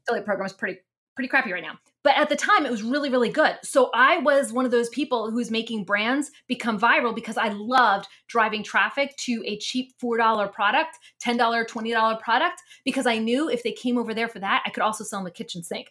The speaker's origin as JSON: {"language": "English", "region": "Mennonite area of Pennsylvania", "country": "United States", "tie": "born or raised there", "also_born_or_lived": "New Jersey", "moved": "yes", "lives_now": "Texas, United States", "said": "I was raised, um, in the Mennonite area of Pennsylvania"}